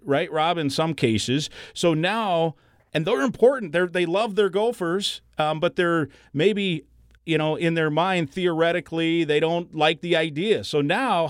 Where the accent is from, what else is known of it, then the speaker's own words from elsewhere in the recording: Iowa, United States; moved away; I grew up in Iowa.